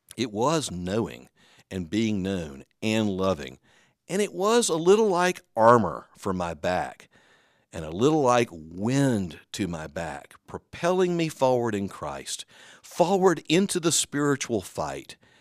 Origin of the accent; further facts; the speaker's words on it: the South, United States; I'm from the South.